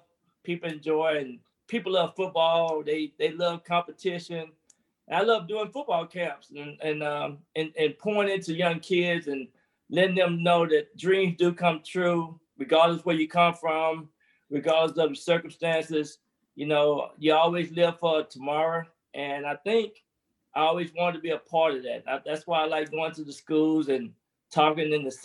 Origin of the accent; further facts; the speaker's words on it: Texarkana, Texas, United States; moved away; growing up in Texas is unique